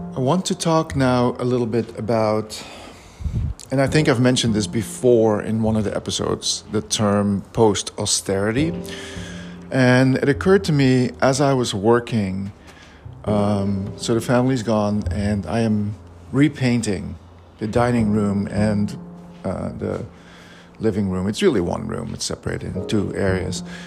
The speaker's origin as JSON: {"language": "English", "country": "Belgium", "tie": "born or raised there", "said": "I grew up in Belgium"}